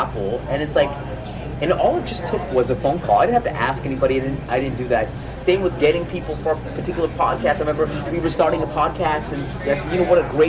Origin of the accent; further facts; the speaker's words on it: Alberta, Canada; I'm from Alberta, we've got an entrepreneurial, like, wild cowboy mentality.